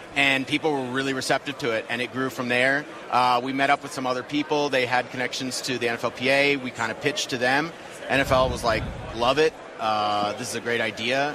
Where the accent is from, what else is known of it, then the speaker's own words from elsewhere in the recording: Pasadena, California, United States; also born or lived in Los Angeles; I grew up in Pasadena